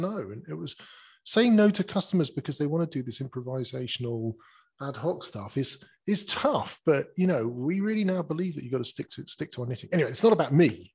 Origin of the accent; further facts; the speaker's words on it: United Kingdom; If we're British like you and me